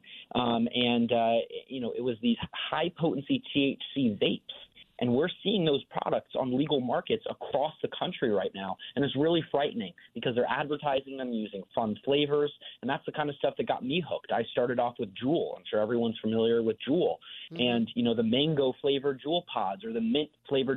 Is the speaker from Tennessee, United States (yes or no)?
no; Weston, Connecticut, United States; moved away as an adult; also born or lived in Westport, Connecticut; now in Washington, D.C., United States; I grew up in Weston and Westport and lived there for the first 18 years of my life